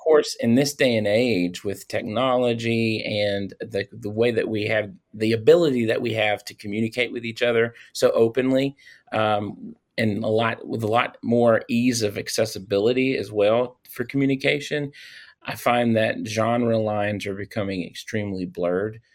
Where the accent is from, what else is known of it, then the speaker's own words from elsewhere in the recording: Louisiana, United States; I am from Louisiana.